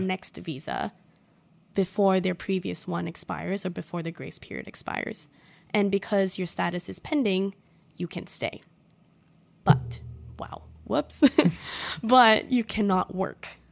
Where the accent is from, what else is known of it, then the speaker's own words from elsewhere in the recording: Singapore; moved away as an adult; now in United States; I'm from Singapore